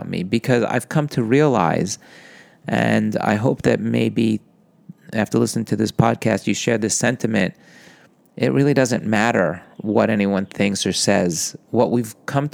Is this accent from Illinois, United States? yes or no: no; New York, United States; I'm a boy from New York